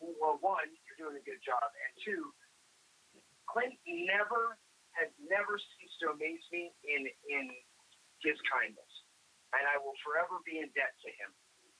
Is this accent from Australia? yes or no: no; Canada; now in United States; I'm a Canadian.